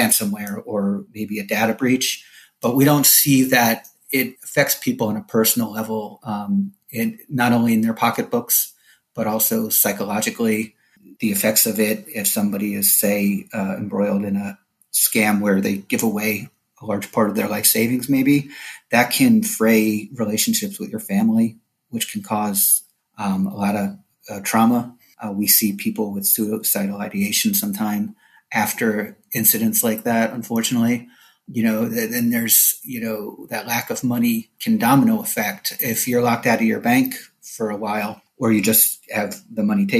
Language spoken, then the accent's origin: English; New Jersey, United States; moved away as an adult; now in Orlando, United States; I am a transplant like many other people from up north, born and raised in New Jersey.